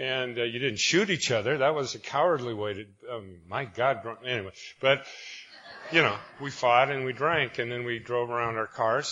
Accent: Spokane, Washington, United States; I'm from Spokane, Washington

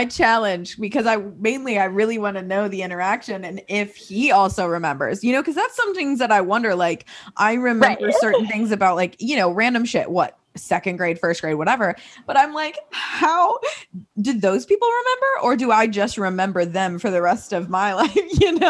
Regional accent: Illinois, United States; born there; moved away; so I was born in Illinois, and then, you know, once we moved from Illinois and moved to different states for like my parents' work or whatever, pastors, we would always come back for Christmas

